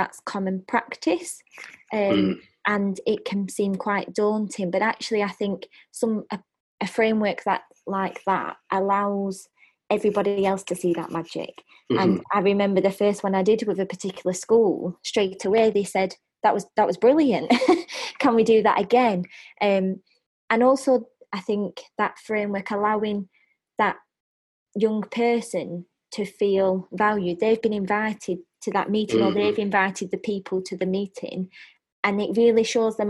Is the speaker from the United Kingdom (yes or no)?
yes; United Kingdom; we're typically British